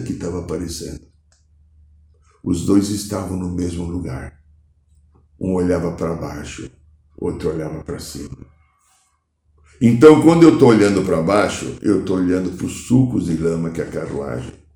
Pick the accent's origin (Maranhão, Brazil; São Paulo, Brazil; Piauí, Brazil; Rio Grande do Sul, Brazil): São Paulo, Brazil; que eu via quando era criança aqui em São Paulo